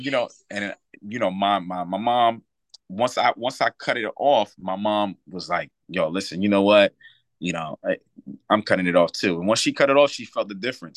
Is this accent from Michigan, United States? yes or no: no; New York, United States; now in Reading, United States; I'm from New York. You know, I wanted to be back home in New York